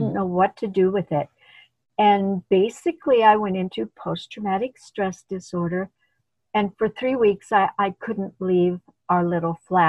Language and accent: English; India; moved away; when I came from India, they welcomed me onto their team